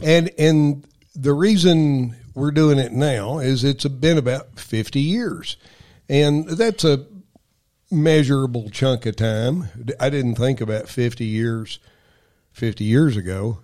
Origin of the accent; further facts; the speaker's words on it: Frankfort, Kentucky, United States; I grew up in Frankfort, Kentucky